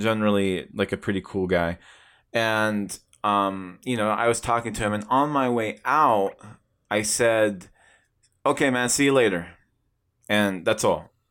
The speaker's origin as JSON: {"language": "English", "town": "Tucson", "region": "Arizona", "country": "United States", "tie": "born or raised there"}